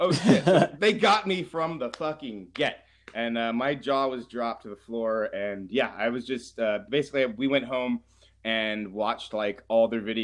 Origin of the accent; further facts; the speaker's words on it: Oakland, California, United States; I'm a guy from the Bay Area, Oakland specifically